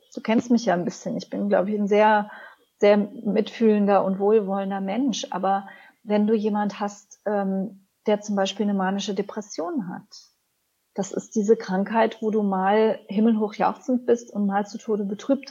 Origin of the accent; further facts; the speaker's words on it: Cologne, North Rhine-Westphalia, Germany; ich bin ja in Köln aufgewachsen